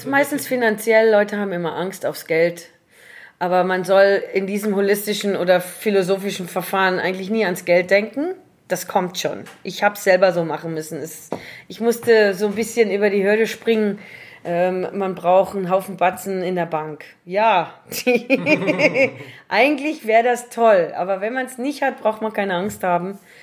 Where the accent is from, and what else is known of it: Swartland, Western Cape, South Africa; born or raised there; also born or lived in Paarl / Germany